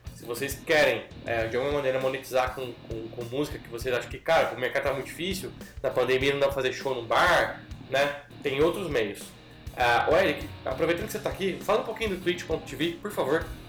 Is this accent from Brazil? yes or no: yes; Brazil; eu sou brasileiro